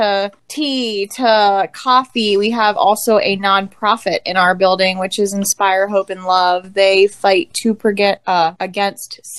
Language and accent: English; Manheim, Pennsylvania, United States; We are actually high school sweethearts from Mannheim Central. Graduated in 2004 and have our little family here between Mannheim and Lititz